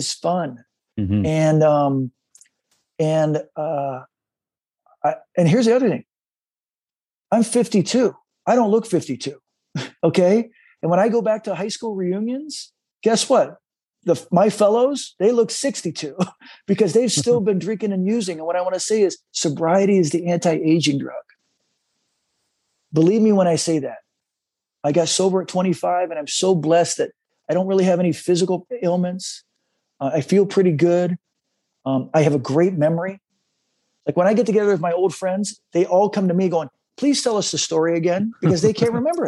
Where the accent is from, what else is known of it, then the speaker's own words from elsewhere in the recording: San Diego, California, United States; now in Los Angeles, United States; I grew up in San Diego, loved the energy of the waves, loved to body surf